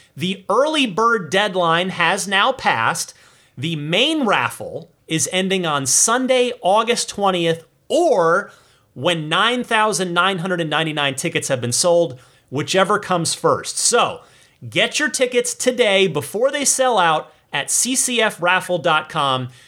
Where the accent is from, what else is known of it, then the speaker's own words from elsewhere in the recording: New Jersey, United States; Brick Township in my home state of New Jersey